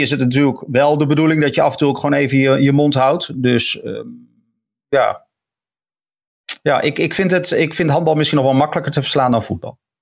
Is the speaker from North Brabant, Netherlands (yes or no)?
no; Emmen, Drenthe, Netherlands; Ik kom dan uit Emmen